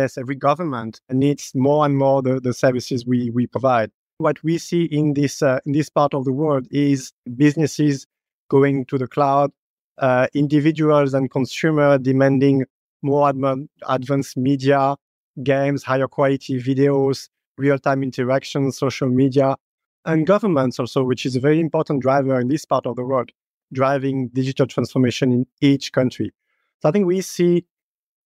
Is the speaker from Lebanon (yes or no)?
no; France; moved away; also born or lived in Middle East / North Africa / Asia / Indonesia; I'm from France, but I've lived and worked in almost 10 different countries in Middle East, North Africa, and Asia.